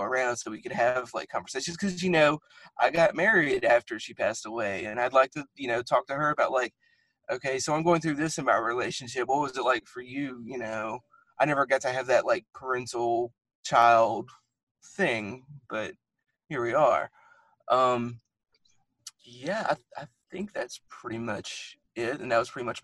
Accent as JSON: {"language": "English", "region": "the South", "country": "United States", "tie": "born or raised there", "said": "growing up in the Christian South"}